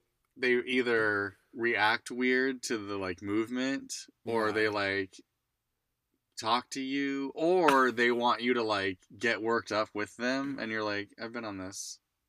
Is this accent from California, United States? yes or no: no; Idaho, United States; We're from Idaho.